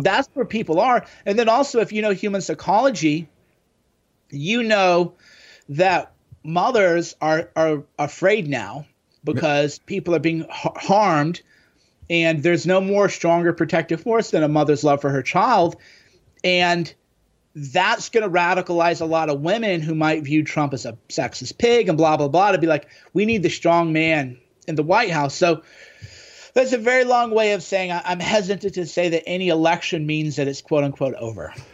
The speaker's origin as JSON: {"language": "English", "region": "Midwest", "country": "United States", "tie": "born or raised there", "said": "growing up in the Midwest in the '90s"}